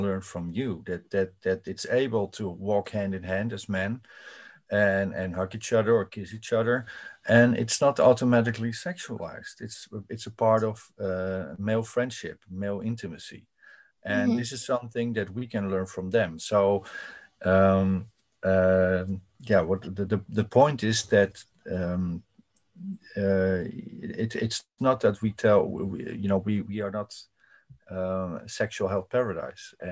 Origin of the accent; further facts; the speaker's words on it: Netherlands; I'm from the Netherlands and it's a so-called liberal progressive country